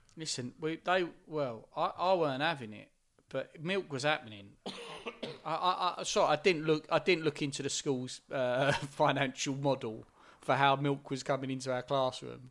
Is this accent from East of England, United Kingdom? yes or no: yes; Essex, East of England, United Kingdom; growing up in Essex, mo, m, most of the people I was hanging out with was white.